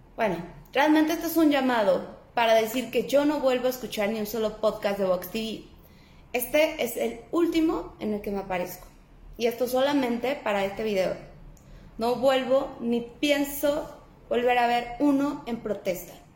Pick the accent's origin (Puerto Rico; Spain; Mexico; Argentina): Mexico